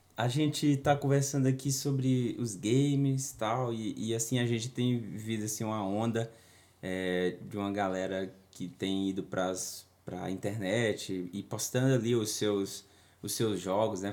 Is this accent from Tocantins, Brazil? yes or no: yes; Tocantins, Brazil; esse aqui é da minha terra. Lá no Tocantins